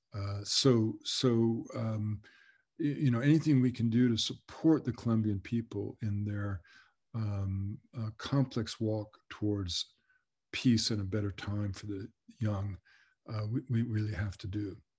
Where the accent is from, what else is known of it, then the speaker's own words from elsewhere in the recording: Canada; we were as one as Canadian people